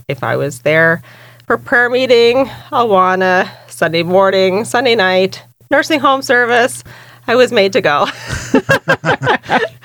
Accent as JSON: {"language": "English", "area": "Boiestown", "region": "New Brunswick", "country": "Canada", "tie": "born or raised there", "also_born_or_lived": "Devon Park (Fredericton area), New Brunswick", "said": "when I was 8, we moved to Boys Town. And so I was raised pretty much in Boys Town, New Brunswick."}